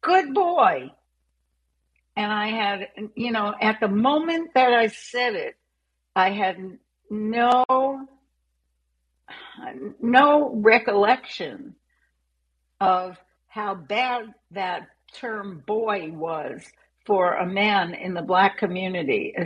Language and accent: English; New York City, New York, United States; I grew up in New York City